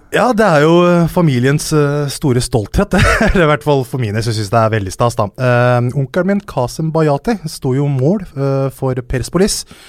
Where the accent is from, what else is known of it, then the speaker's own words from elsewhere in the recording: Hønefoss, Buskerud, Norway; jeg kommer fra Hønefoss. Jeg kommer fra en bygd som heter Haugsbygd